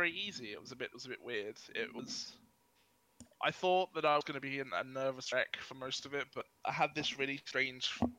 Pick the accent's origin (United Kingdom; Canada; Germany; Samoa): United Kingdom; Milton Keynes, South East England; I am from a fairly young town called Milton Keynes